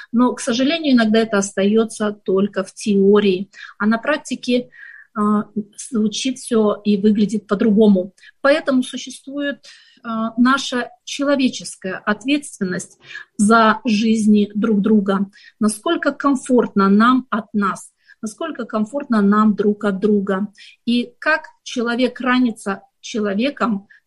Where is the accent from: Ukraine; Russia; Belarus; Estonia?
Ukraine; also born or lived in Kazakhstan; я родилась в Казахстане. И я хочу сказать, что эти страны а, обе родные для меня, потому что все мое детство я проводила в Украине